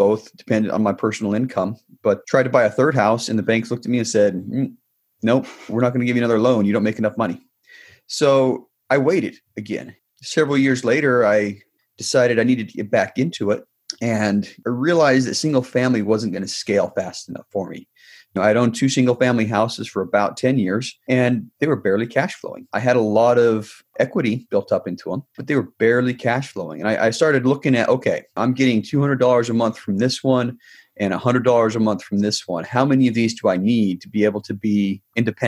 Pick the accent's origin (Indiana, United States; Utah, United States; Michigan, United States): Utah, United States; Salt Lake City; moved away as an adult; I grew up in Salt Lake City, just north of Salt Lake City. Lived there till I was about 24.